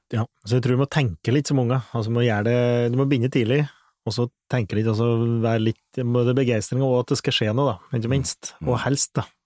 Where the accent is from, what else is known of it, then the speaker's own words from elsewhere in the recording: Flisa, Innlandet, Norway; det vann overalt i nærheten der jeg vokste opp.